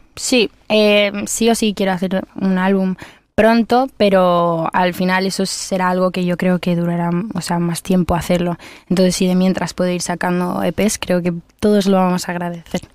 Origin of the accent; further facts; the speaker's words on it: Spain; los artistas que venimos de España